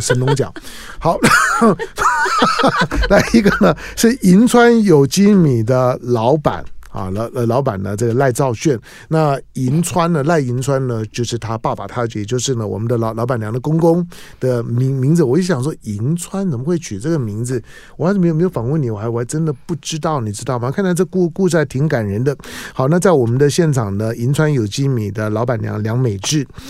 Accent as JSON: {"language": "Chinese", "region": "Taipei", "country": "Taiwan", "said": "我们台北人"}